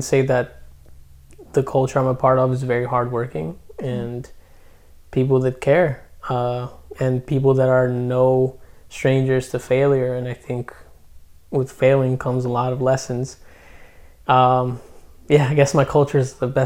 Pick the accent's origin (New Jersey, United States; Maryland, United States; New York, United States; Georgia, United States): New Jersey, United States; Trenton; I, my parents are Guatemalan. I'm from Trenton